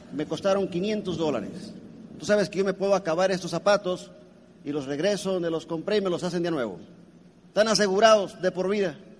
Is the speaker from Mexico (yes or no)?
yes; Colima, Mexico; Yo soy mexicano, de Colima